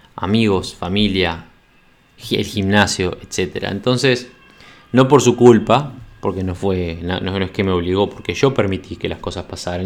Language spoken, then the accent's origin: Spanish; Montevideo, Uruguay; moved away as an adult